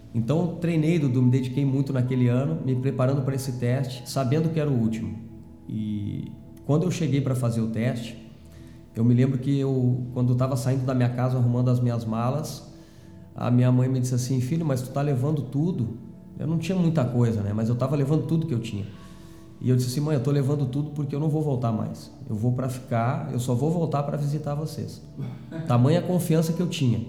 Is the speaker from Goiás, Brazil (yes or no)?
no; Canguçu, Rio Grande do Sul, Brazil; nasci no interior do, do estado, né? na Zona Sul, uhum. uma cidade chamada Canguçu, que fica certo. próximo a Pelotas